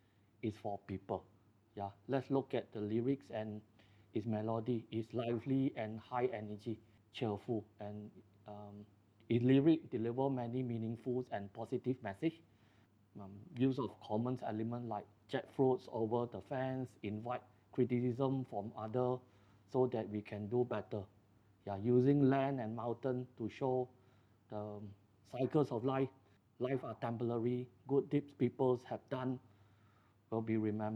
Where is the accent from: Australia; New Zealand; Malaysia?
Malaysia; as a Malaysian, I think I'm pretty proud of a Malaysian